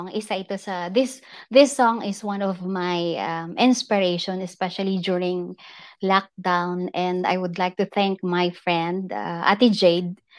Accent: Philippines; moved away as an adult; now in Dubai, United Arab Emirates; I'm from Philippines but currently uh, living in Dubai with our host. Taga Dubai po kami.

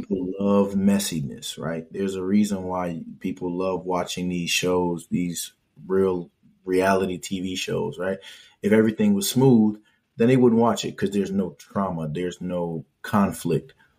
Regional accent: Hartford, Connecticut, United States; I grew up where I grew up in Hartford

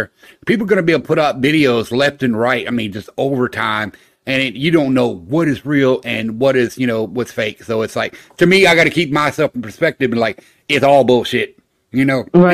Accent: Florida, United States; I grew up in Florida

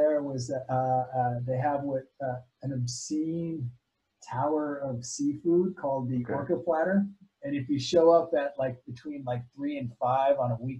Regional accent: Indonesia; So I lived in Indonesia for 15 years. And so that's probably where I kind of really grew up.

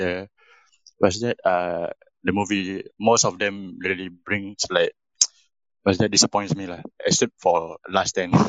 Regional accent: Singapore; I'm from Singapore.

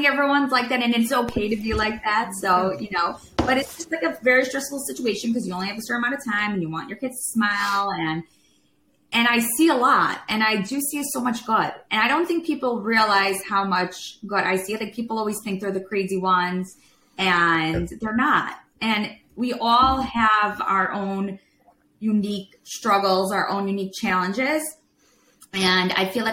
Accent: Chicago, Illinois, United States; moved away; we're from Chicago

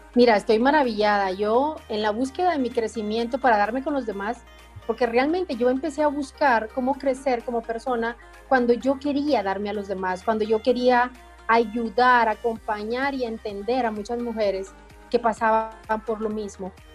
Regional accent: Guatemala; now in Guatemala City, Guatemala; yo nací en un pueblo, yo no conocía como la cabecera del departamento

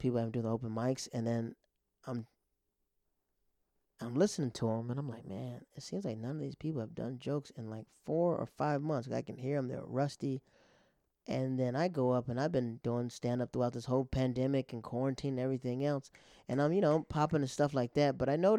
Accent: Florida, United States; also born or lived in Japan / Netherlands; And I was like, you know, I'm from Florida. And then he goes, where did you go to high school? I said, I went to Japan and the Netherlands.

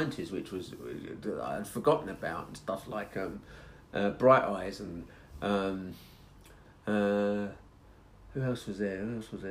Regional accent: Hertfordshire, East of England, United Kingdom; moved away; also born or lived in Edmonton; when I was growing up in Hertfordshire

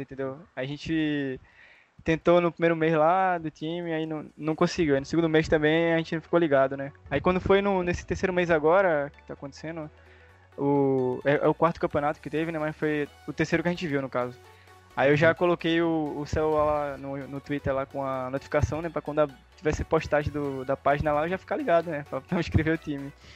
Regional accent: Pernambuco, Brazil; Eu sou de Pernambuco, eu moro perto de Recife aqui

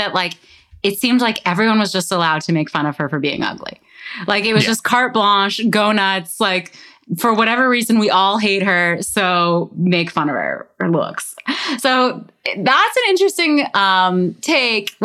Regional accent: Canada; growing up in Canada at the time of this scandal

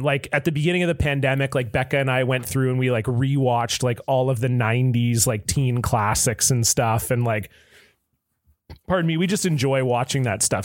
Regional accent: Southern Ontario, Canada; I grew up in Southern Ontario where hockey is king

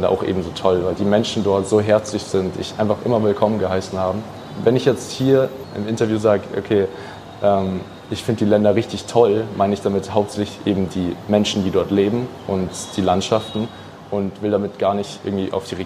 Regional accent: Iran; Äh, als Iraner, wenn du da in irgendein Land bist, hast du dann Riesenprobleme.

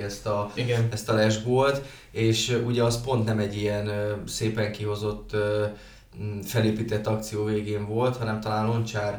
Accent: Debrecen, Hajdú-Bihar, Hungary; debreceniek vagyunk

